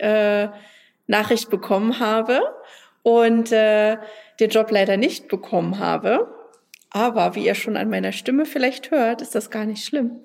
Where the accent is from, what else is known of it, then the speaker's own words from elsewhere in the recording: Germany; ich komme aus Deutschland